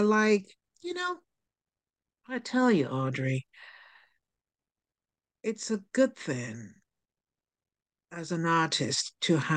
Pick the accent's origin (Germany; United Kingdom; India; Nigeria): Nigeria; I'm from Nigeria